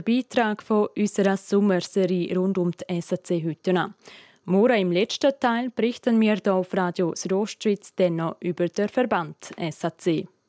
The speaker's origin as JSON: {"language": "German", "region": "Graubünden", "country": "Switzerland", "accent": "Bündner Dialekt", "said": "Wir Bündnerinnen und Bündner"}